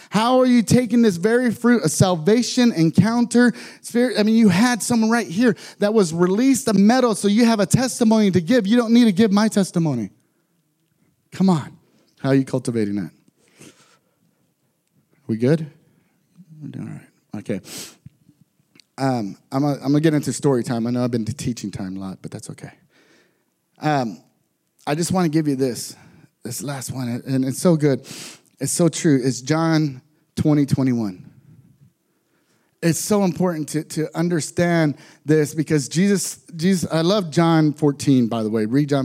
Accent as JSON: {"language": "English", "region": "Texas", "country": "United States", "said": "I'm from Texas, so we don't go skiing very much. I'm from a very poor area in Texas, and I end up moving and being in foster families."}